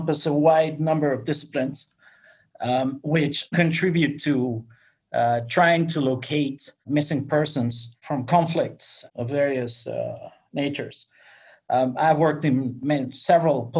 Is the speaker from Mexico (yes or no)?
yes; Mexico; moved away; also born or lived in United Kingdom; I was born in Mexico. My father was English, and I mean from the north of England. My mother was Mexican. And I grew up in Mexico until I relocated to the UK